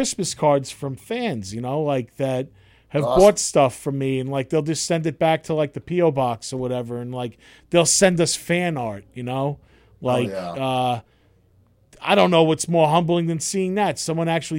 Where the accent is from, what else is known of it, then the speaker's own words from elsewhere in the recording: Bellmore, New York, United States; I'm from Belmore